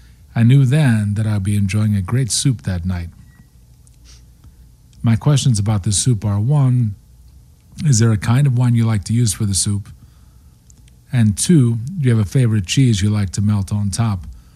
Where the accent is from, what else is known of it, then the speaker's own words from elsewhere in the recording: Cincinnati, Ohio, United States; now in Baltimore, United States; My wife and I have been in Baltimore for over 25 years. We grew up in Cincinnati.